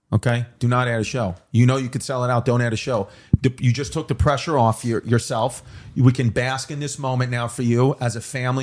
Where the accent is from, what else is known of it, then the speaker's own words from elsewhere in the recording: New York, United States; I grew up in New York